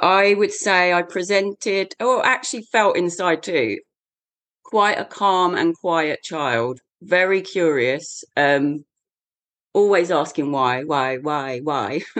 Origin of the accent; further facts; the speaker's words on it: the shires of England, United Kingdom; in England, born and bred in the shires of England.